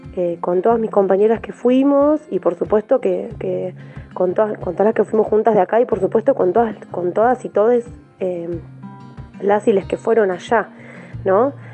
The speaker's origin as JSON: {"language": "Spanish", "town": "Villa Elisa", "region": "Buenos Aires", "country": "Argentina", "said": "soy de Villa Elisa, del barrio El Rincón."}